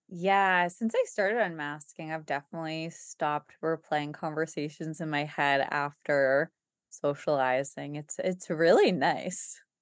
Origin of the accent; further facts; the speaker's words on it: United States; we're American